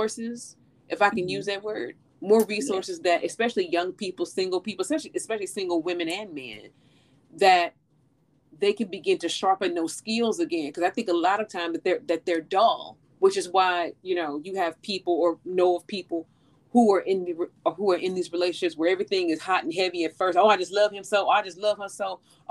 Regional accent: St. Louis, Missouri, United States; when I was a little girl, you know, growing up in St. Louis

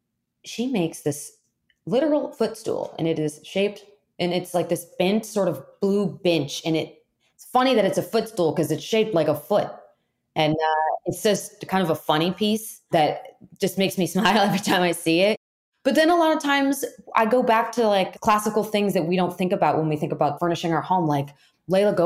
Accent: Florida, United States; moved away; I'm from Florida originally, and there's plenty of humidity, perfect breeding ground for really great fungus.

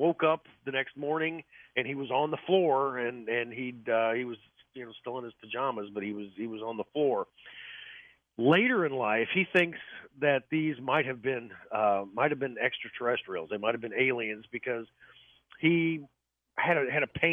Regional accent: Orrick, Missouri, United States; my hometown of Oreck, Missouri

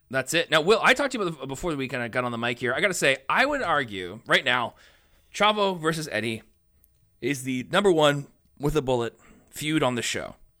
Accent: Canada; we're Canadian

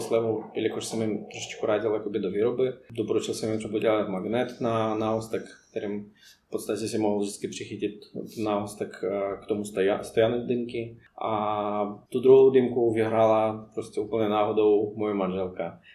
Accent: Moscow, Russia; Czech is a second language; moved away as an adult; also born or lived in Poděbrady, Czech Republic; now in Czech Republic; já jsem z Moskvy takže po mě, pro mě to byl vlastně obrovský kontrast z tak velkého města se přestěhovat do města, co má 15 000 obyvatel.

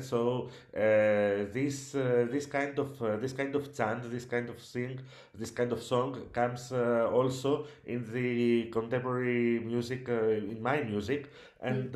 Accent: Corfu, Ionian Islands, Greece; In my hometown

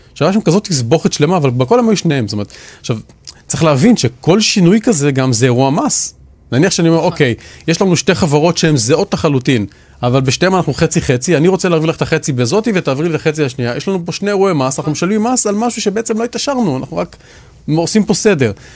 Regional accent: Israel; אנחנו ישראלים

